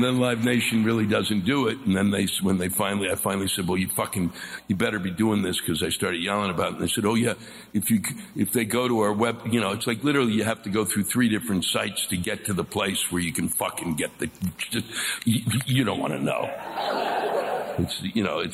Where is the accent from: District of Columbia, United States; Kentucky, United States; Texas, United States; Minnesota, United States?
District of Columbia, United States; Washington; I was born and raised around Washington, D.C.